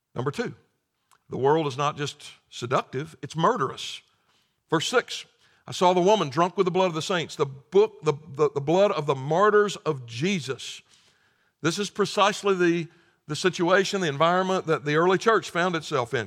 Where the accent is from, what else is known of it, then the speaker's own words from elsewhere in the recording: the South, United States; growing up in the South